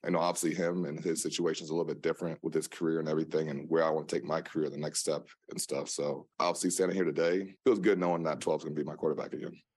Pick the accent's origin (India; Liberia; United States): United States; Des Moines, Iowa; moved away as an adult; also born or lived in Green Bay, Wisconsin; now in New York, United States; born and raised in the Midwest, Des Moines, Iowa